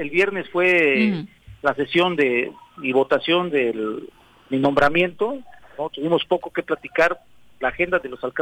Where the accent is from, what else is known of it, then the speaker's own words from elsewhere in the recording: Morelos, Mexico; Somos mexicanos, somos morelenses, somos humanos, pues, los que habitamos en esta tierra y en este pedazo de México